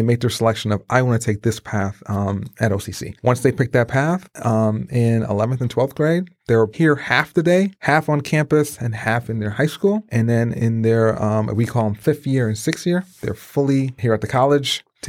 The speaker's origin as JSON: {"language": "English", "town": "Brooklyn", "region": "New York", "country": "United States", "tie": "born or raised there", "said": "My parents moved to Brooklyn, New York. Mm-hmm. I grew up in Brooklyn, great adventure, great time, and saw how the city life was, yes."}